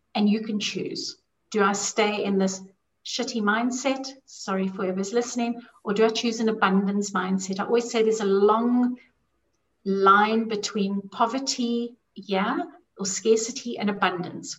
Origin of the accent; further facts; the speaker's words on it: South Africa; I had my own issues with money growing up in South Africa, growing up with a lot of poverty